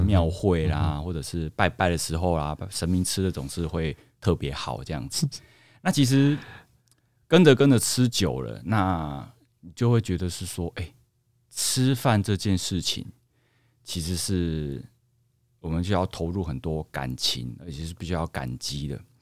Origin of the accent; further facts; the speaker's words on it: Tainan, Taiwan; 其实因为我是来自于我们一个台湾号称全糖的国度，府城台南